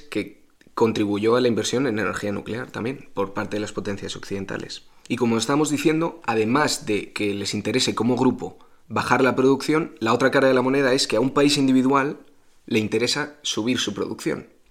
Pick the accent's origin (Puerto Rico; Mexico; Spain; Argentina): Spain